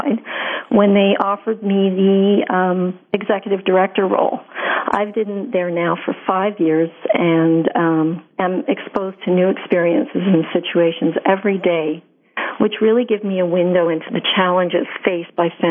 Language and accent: English; Montreal, Quebec, Canada; I grew up on the West Island of Montreal